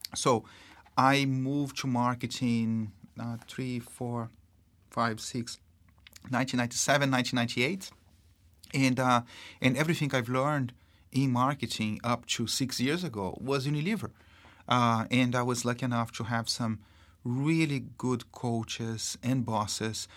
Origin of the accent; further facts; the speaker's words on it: Brazil; accent: Brazilian; English is a second language; moved away; I am, uh, Brazilian. um, you probably can tell that 'cause I have this funny accent.